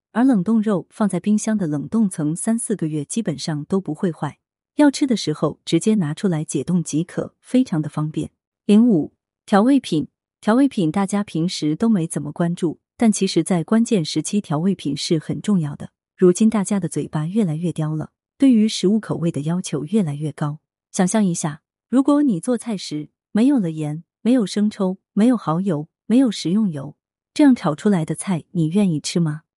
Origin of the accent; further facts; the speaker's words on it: southern China, China; 作为一个南方人，早上爱吃米粉